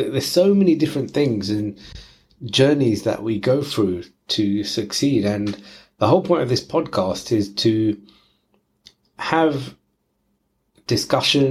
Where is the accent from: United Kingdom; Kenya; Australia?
United Kingdom; London; I'm from East London, so that's where the lingo comes from.